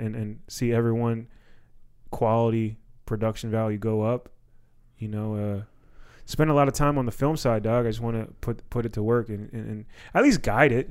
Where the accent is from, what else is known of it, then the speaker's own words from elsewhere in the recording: Silver Spring, Maryland, United States; growing up in Silver Spring